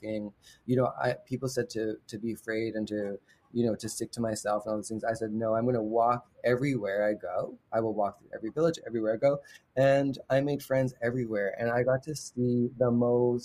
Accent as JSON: {"language": "English", "town": "London", "region": "Ontario", "country": "Canada", "tie": "born or raised there", "said": "I was raised in London, Ontario."}